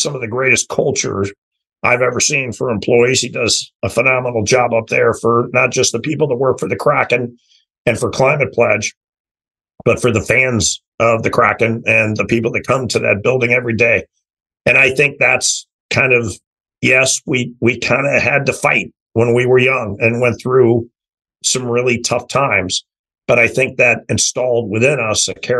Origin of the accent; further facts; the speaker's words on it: St. Louis, Missouri, United States; moved away; also born or lived in Los Angeles / Toronto; I grew up in St. Louis, six brothers and sisters.